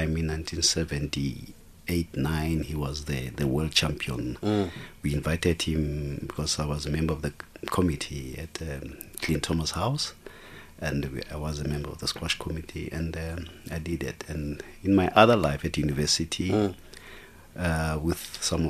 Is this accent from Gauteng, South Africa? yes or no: yes; Douay, Gauteng, South Africa; I'm from Douay